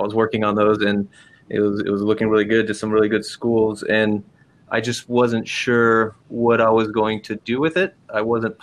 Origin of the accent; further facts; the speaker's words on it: Los Angeles, California, United States; moved away as an adult; the people I knew growing up in Venice Beach, California